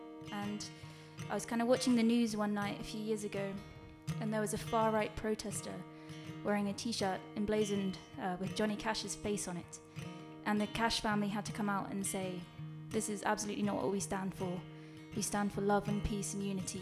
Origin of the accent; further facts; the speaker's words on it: Norwich, East of England, United Kingdom; moved away as an adult; also born or lived in London; I moved back to Norwich a couple of months ago